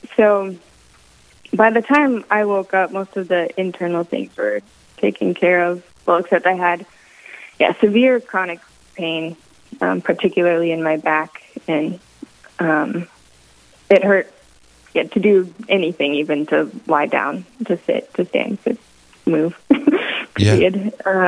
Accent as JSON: {"language": "English", "town": "Minot", "region": "North Dakota", "country": "United States", "tie": "born or raised there", "also_born_or_lived": "Michigan / Wisconsin", "moved": "as an adult", "lives_now": "Southern Indiana, United States", "said": "my hometown of Minot, North Dakota"}